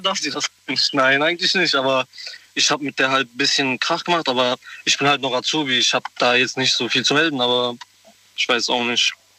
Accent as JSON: {"language": "German", "town": "Koblenz", "region": "Rhineland-Palatinate", "country": "Germany", "said": "ich komme aus Koblenz."}